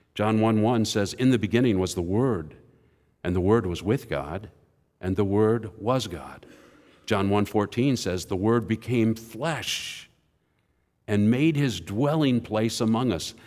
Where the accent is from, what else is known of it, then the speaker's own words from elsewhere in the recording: Indianapolis, Indiana, United States; I'm from Indianapolis.